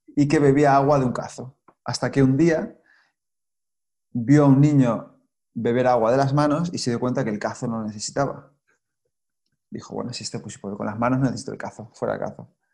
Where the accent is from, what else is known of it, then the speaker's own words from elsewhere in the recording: Spain; also born or lived in Australia / Cáceres, Extremadura; Yo soy español y vivo aquí ahora